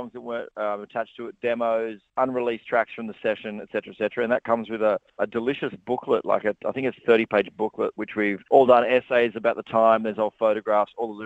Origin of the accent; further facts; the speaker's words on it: Australia; I'm from regional Australia, so you guys are my peoples. I grew up in a small town